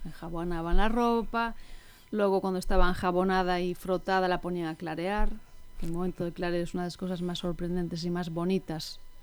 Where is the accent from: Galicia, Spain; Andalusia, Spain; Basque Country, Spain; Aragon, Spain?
Galicia, Spain; Ferrol; yo soy de Ferrol y mis abuelas también, o sea, vengo como de generaciones de urbanitas, ¿no? A pesar de ser gallegos